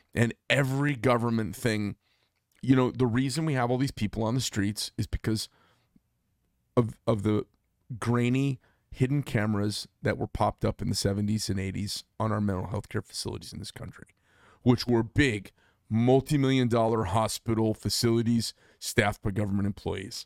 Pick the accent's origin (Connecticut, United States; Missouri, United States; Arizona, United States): Arizona, United States; natives from here like myself.